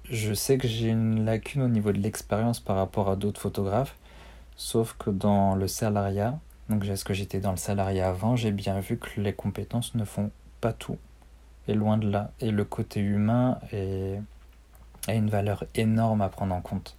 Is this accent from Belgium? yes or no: no; Armentières, Hauts-de-France, France; moved away as an adult; also born or lived in Brittany; je suis originaire du Nord, donc à Armentières, à côté de Lille.